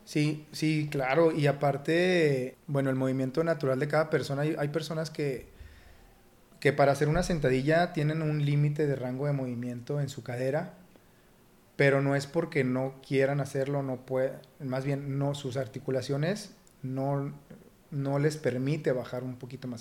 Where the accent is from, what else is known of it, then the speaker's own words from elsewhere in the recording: Torreón, Coahuila, Mexico; darme a conocer como lagunero